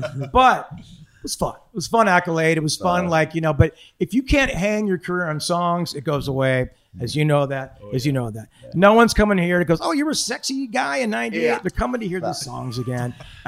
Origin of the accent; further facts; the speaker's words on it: Ireland; I'm an Irish guy. I'm insecure.